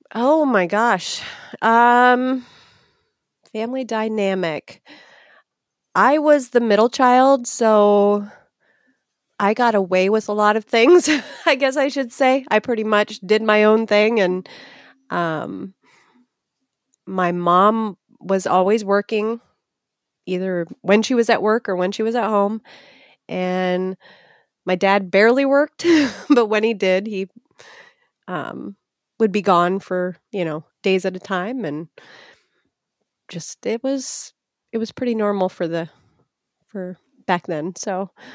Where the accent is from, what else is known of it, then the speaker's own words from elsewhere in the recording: Etna Green, Indiana, United States; a mile from where I'm at right now in Etna Green, Indiana. So I've lived in the same vicinity, one mile apart in three different houses my entire life